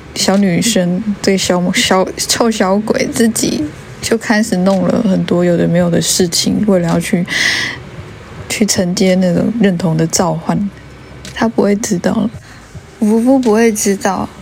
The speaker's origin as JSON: {"language": "Chinese", "country": "Taiwan", "said": "我们五零年代、六零年那时候，台湾发生什么事？"}